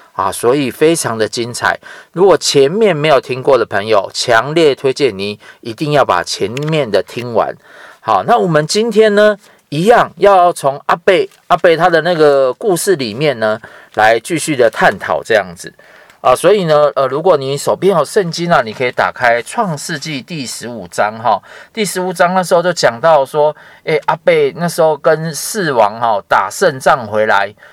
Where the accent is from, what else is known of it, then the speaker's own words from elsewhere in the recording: Taiwan; 像我们台湾人很喜欢拜拜